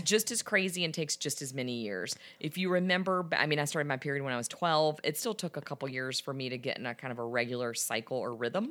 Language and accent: English; the South, United States; I'm from the South.